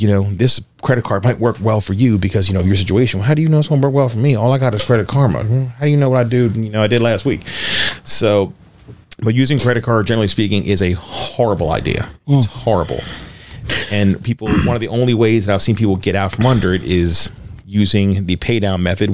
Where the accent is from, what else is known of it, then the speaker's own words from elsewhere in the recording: Baltimore, Maryland, United States; also born or lived in Harford County, Maryland; I'm from East Baltimore